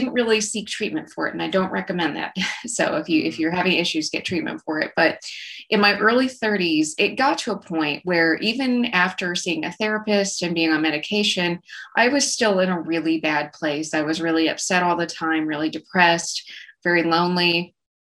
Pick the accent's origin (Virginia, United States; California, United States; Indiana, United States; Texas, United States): Texas, United States; rural West; I grew up in rural West Texas, as you can probably tell by my accent. I grew up in a small town out between Lubbock and Abilene